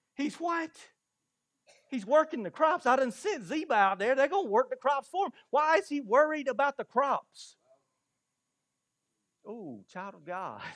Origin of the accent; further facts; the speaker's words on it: Blackstock, South Carolina, United States; Grew up in Blackstock and moved to a big city